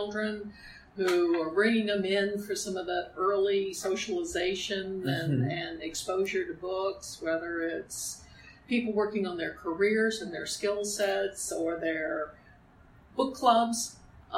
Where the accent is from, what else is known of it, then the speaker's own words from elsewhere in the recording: New Orleans, Louisiana, United States; I grew up in New Orleans, Louisiana